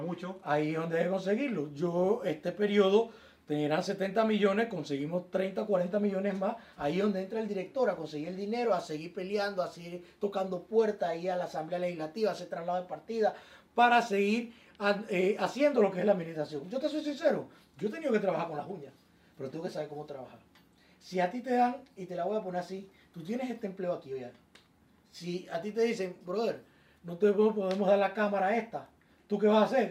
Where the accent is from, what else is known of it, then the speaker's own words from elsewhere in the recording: Panama; incluyéndome a mí como panameño